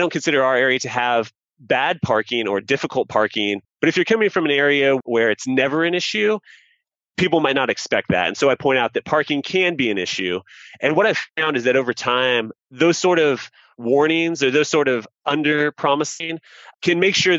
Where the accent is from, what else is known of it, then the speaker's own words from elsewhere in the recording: Kansas, United States; now in San Diego, United States; I'm from Kansas